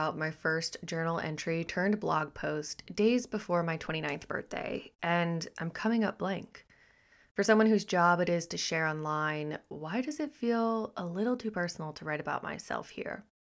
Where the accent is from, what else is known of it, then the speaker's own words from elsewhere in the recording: Texas, United States; born there; also born or lived in Missouri; now in Florida, United States; I was born in Texas, spent a third of my life in Missouri, and now reside in the Sunshine State of Florida.